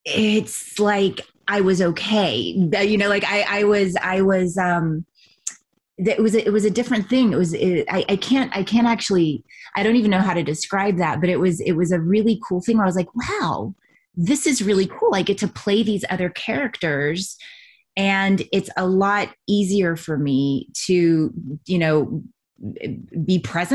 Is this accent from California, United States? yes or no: yes; Ventura, California, United States; born there; also born or lived in Texas; I just had come out to LA because I was born in Ventura. So I had left Texas and I just was in a adventure mode.